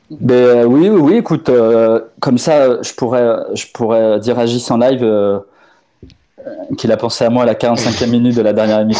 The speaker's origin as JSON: {"language": "French", "country": "France", "also_born_or_lived": "Portugal", "said": "non, je suis français et portugais."}